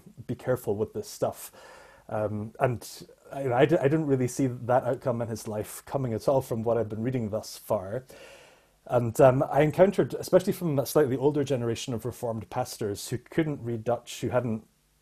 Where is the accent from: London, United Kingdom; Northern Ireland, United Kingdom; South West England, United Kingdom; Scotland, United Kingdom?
Scotland, United Kingdom; I grew up in the Free Church of Scotland, so Scottish Presbyterian tradition.